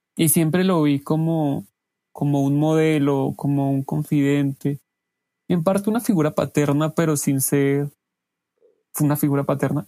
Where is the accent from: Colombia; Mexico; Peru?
Colombia; Pacho, Cundinamarca; now in Bogotá, Colombia; viví la mayoría de, mi infancia en Pacho, Dinamarca